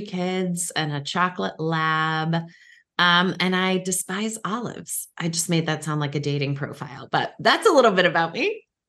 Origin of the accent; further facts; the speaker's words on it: Cape Cod, Massachusetts, United States; also born or lived in Boston; now in Washington, D.C., United States; I live in the D C area, but I still say I'm from Boston because that was where I was born and where I did all my early years, um, a, actually Cape Cod, uh, specifically